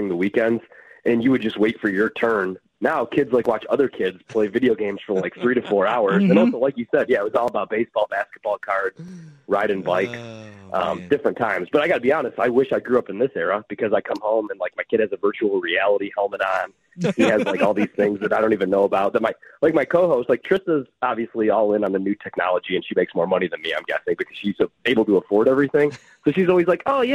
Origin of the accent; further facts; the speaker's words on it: Chicago, Illinois, United States; moved away as an adult; also born or lived in Milwaukee, Wisconsin; now in Washington, D.C., United States; I grew up in the Chicagoland area, and then I was in Milwaukee for a couple years